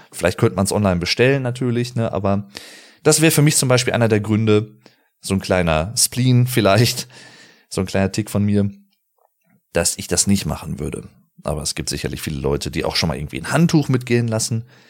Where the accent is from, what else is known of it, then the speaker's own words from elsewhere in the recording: Arnsberg, North Rhine-Westphalia, Germany; Ich komme aus dem Sauerland, aus dem schönen Arnsberg.